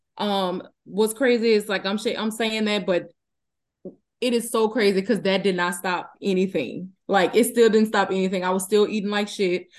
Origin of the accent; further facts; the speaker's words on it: Donaldsonville, Louisiana, United States; now in Houston, United States; I'm from Donaldsonville, Louisiana, currently residing in Houston, Texas.